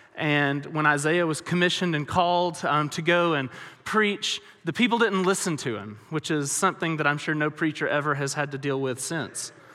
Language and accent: English; Alabama, United States; moved away as an adult; now in West Texas, United States; I grew up in Alabama, which is very, very different than West Texas